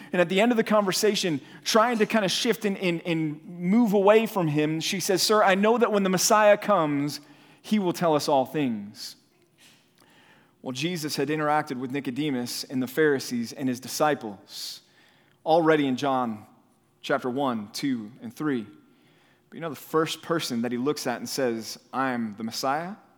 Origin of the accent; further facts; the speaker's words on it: Dallas, Texas, United States; moved away; also born or lived in California; was raised here in Dallas, in, uh, in North Texas